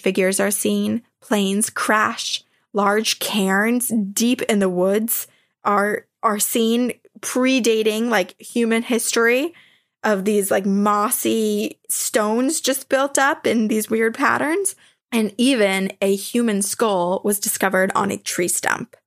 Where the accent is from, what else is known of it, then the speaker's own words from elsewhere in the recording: Vermont, United States; where I grew up in Vermont